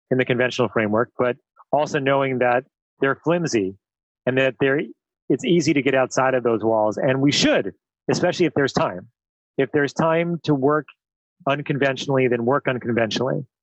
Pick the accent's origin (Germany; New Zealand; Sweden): New Zealand; what I was saying is that as a New Zealander, you're you're known for your risk taking.